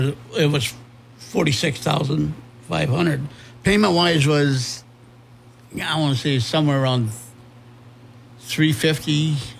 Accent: Faribault, Minnesota, United States; I was born and raised here in Faribault.

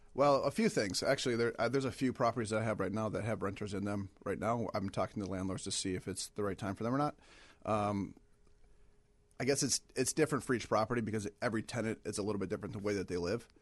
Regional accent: Michigan, United States; moved away as an adult; also born or lived in Ohio; now in Chicago, United States; I'm originally from Michigan

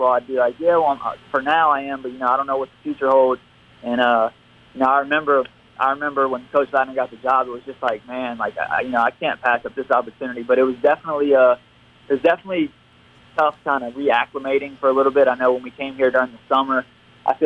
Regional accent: Bay St. Louis, Mississippi, United States; Me growing up in Bay St. Louis

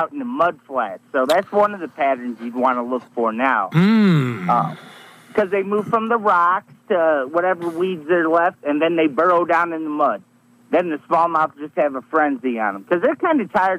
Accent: Indiana, United States; I'm from Indiana

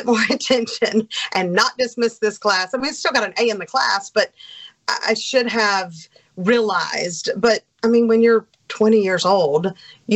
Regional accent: Starkville, Mississippi, United States; moved away as an adult; also born or lived in Erie, Pennsylvania / North Carolina; now in Biloxi, United States; growing up in Starkville at the country club

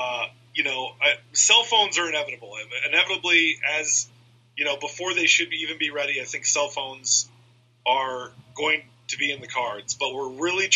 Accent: Iowa, United States; moved away; also born or lived in Chicago; my high school friends, who I grew up with in Iowa

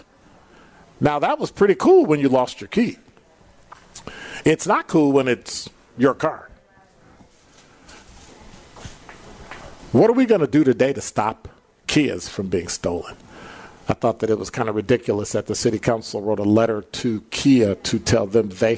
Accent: Chicago, Illinois, United States; now in Milwaukee, United States; I'm from Chicago.

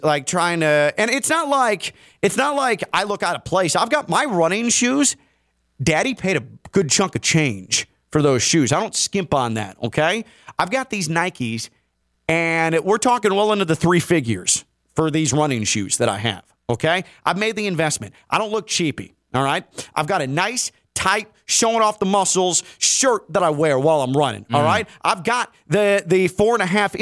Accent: Midwest, United States; now in Palm Beach, United States; I'm a Midwesterner.

